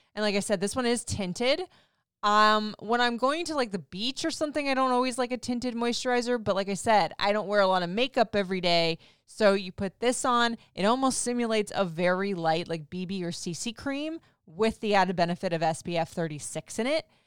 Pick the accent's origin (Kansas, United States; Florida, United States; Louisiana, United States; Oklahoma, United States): Florida, United States; moved away; growing up in Florida